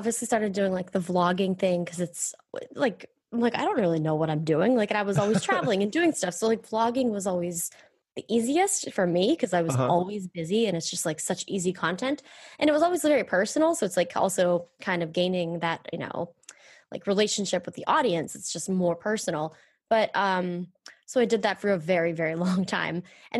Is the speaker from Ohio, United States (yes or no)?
no; Pennsylvania, United States; Well, I'm originally from Pennsylvania, like 45 minutes south of Pittsburgh, Pennsylvania. So I grew up there.